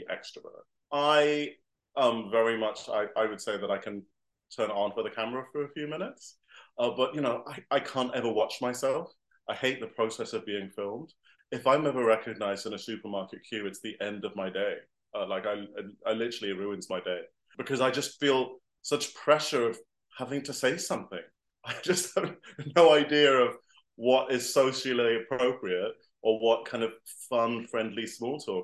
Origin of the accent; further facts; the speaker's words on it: Singapore; also born or lived in Ecuador; now in London, United Kingdom; I grew up in Singapore. So, and I've lived to a bunch of different countries since then, places like Ecuador